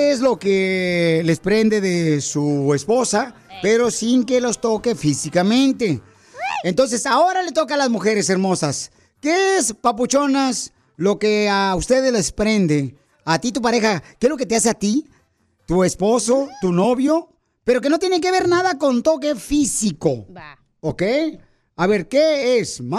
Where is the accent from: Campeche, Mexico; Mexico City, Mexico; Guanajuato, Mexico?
Guanajuato, Mexico; now in United States; Porque ¿a qué venimos de Guanajuato a Estados Unidos?